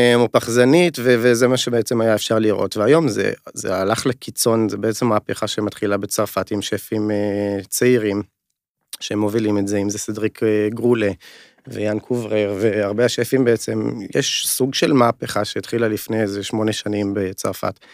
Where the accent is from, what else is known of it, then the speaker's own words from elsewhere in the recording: Upper Galilee, Northern District, Israel; moved away as an adult; במקור אני מהגליל העליון